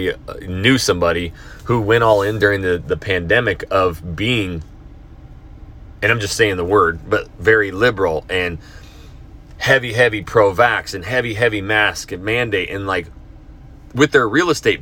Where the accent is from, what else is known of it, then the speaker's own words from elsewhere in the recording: North Idaho, United States; I grew up in Idaho, North Idaho